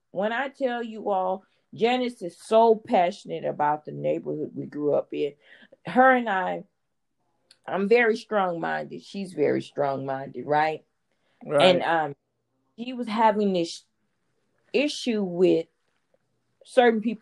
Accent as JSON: {"language": "English", "town": "Houston", "region": "Texas", "country": "United States", "tie": "born or raised there", "said": "I grew up in Fifth Ward"}